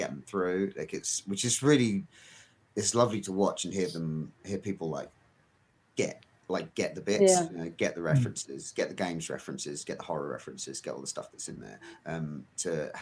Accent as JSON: {"language": "English", "country": "United Kingdom", "said": "I'm British."}